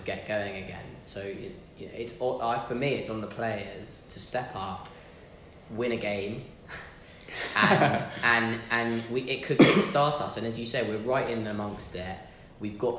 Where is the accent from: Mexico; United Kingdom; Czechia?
United Kingdom; England; we're English